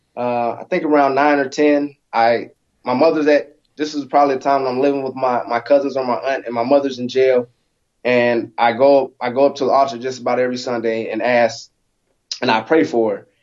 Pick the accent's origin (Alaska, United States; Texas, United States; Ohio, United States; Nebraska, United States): Alaska, United States; growing up in Alaska, so I was born born in Alaska, uh, 1984